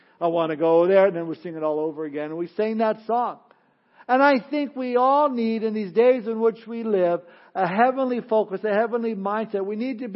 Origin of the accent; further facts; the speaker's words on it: Southern California, United States; growing up in Southern California, back in the early days of Disneyland